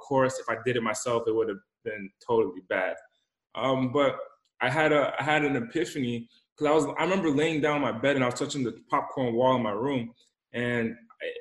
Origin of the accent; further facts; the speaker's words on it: Rhode Island, United States; also born or lived in Boston; I come from the East Coast, the smallest state in the country, Rhode Island. And I was raised in the smallest city in the smallest country.